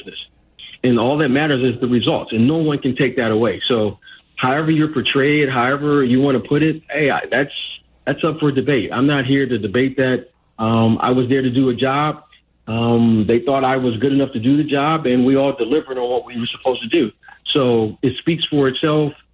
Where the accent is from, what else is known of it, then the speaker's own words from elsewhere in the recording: Detroit, Michigan, United States; as a kid growing up in Detroit